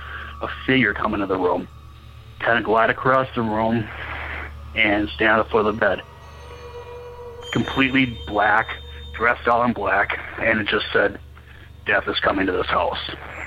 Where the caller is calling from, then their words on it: Minnesota, United States; I'm from Minnesota.